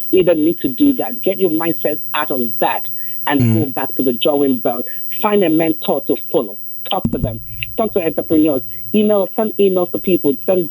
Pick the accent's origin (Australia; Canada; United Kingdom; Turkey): United Kingdom; England; moved away as an adult; also born or lived in Africa; now in United States; This is that chick from Africa. Grew up in England, now living in the States.